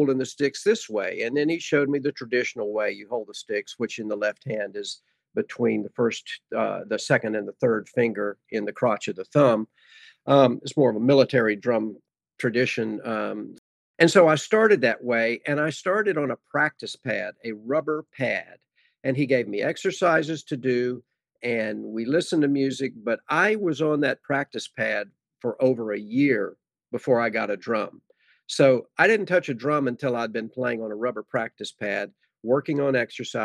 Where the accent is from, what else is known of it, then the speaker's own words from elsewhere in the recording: Virginia, United States; now in Dallas, United States; I grew up in Virginia